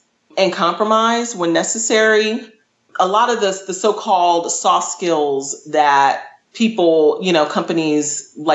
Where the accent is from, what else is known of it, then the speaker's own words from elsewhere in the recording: Northern Virginia, United States; moved away as an adult; also born or lived in Texas / Washington, D.C.; I'm from the DC metro area. I was raised in Northern Virginia, but my family on my mother's side is from Texas